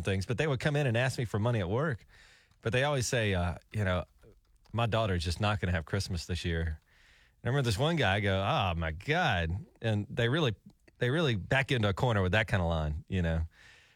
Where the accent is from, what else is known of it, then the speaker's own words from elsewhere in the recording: Alabama, United States; moved away as an adult; also born or lived in New York City; I would call down to my hometown in Alabama